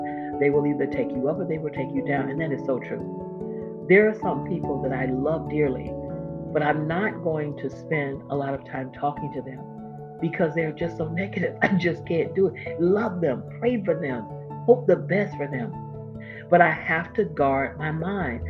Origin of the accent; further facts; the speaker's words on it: Florida, United States; my home state, Florida